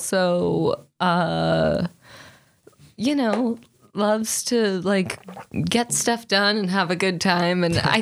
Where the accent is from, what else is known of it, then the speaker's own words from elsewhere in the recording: Modesto, California, United States; Modesto, California, the meth capital